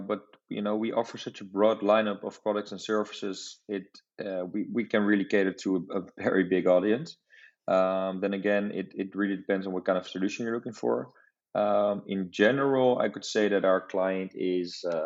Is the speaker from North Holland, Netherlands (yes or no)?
yes; Amsterdam, North Holland, Netherlands; I'm also from the Netherlands, but from Amsterdam